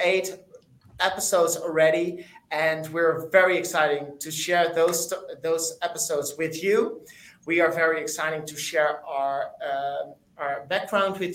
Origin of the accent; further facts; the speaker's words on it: Amsterdam, North Holland, Netherlands; I am from Amsterdam, the Netherlands.